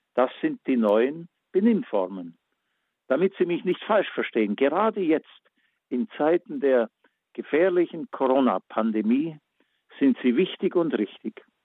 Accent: Backnang, Baden-Württemberg, Germany; meine Heimatstadt Backnang

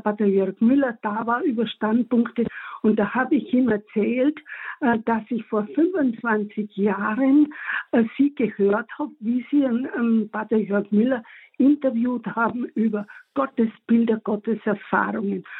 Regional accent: Tyrol, Austria; moved away as an adult; also born or lived in Munich, Bavaria, Germany; bin ich dann mit meiner Familie, natürlich mit meinem besten Stück, meinem Mann aus Bayern wieder zurück in meine Heimat nach Tirol

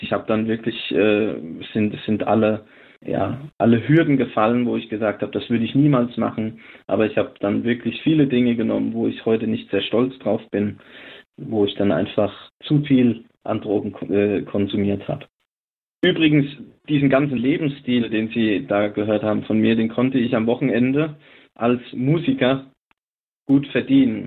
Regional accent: Lindenfels, Hesse, Germany; now in Neuzelle, Germany; Ich selbst bin äh, aus dem vorderen Odenwald. Ich bin dort geboren in der Stadt Lindenfels

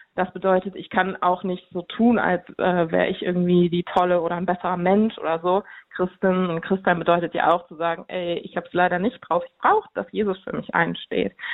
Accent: Cologne, North Rhine-Westphalia, Germany; Ich komme aus Köln

